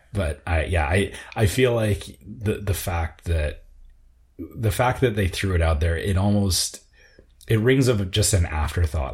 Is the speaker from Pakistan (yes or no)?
no; Canada; as a Canadian